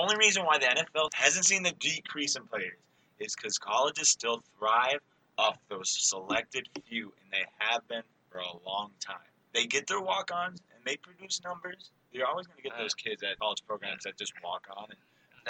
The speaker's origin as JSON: {"language": "English", "region": "Minnesota", "country": "United States", "said": "even though I'm from Minnesota"}